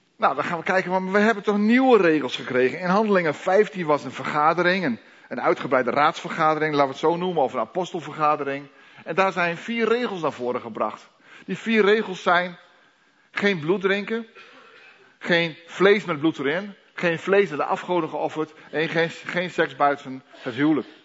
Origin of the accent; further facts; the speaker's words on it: Netherlands; Wij als Nederlanders